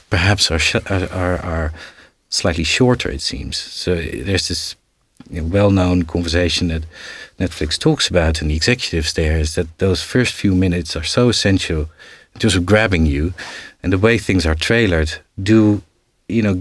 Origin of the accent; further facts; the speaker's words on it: Netherlands; now in United Kingdom; I'm now an independent producer uh, based in the UK. I'm from the Netherlands.